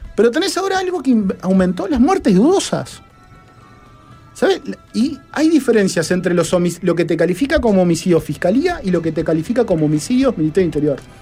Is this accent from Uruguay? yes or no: yes; Uruguay; yo pensando como uruguayo